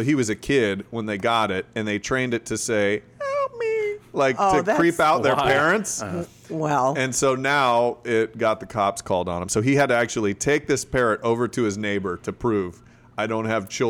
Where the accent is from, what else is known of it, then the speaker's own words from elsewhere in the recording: Florida, United States; Florida guy.